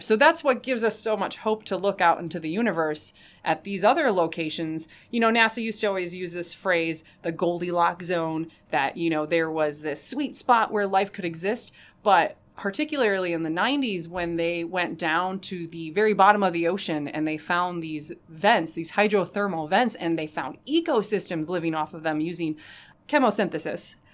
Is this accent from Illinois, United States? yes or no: yes; Rockford, Illinois, United States; my hometown of Rockford